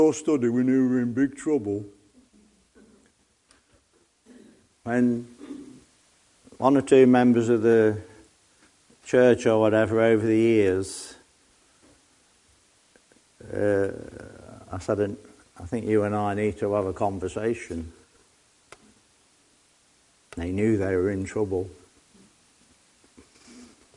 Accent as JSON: {"language": "English", "town": "Nottingham", "region": "East Midlands", "country": "United Kingdom", "said": "I come from Nottingham, so you just straightforward. My dad was a miner"}